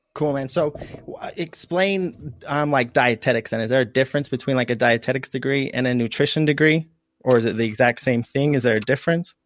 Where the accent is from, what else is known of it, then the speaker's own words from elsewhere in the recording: United States; also born or lived in St. George, Utah; I'm from, like, the southeastern um, northeastern side of, of, like, Idaho and, and Utah, right on the border